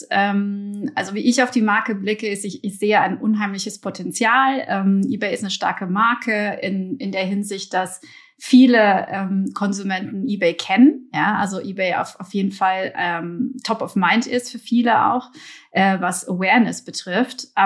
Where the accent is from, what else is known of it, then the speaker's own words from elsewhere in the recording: Belgium; born there; also born or lived in Germany; Gebürtig komme ich aus Belgien. Ich bin aber teils in Deutschland aufgewachsen und habe in den letzten Jahren insgesamt in sieben verschiedenen Ländern in Europa und Asien gewohnt und gearbeitet.